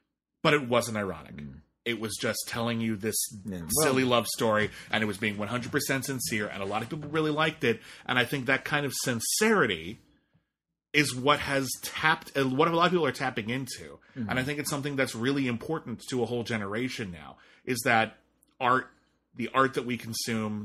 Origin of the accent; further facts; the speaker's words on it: United States; We're white American men who are in or approaching middle age